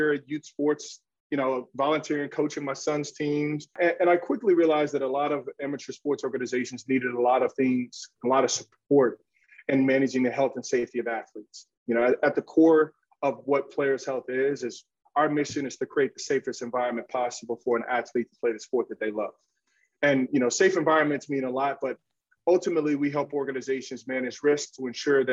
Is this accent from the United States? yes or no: yes; Chicago, Illinois, United States; I'm originally from the South Side of Chicago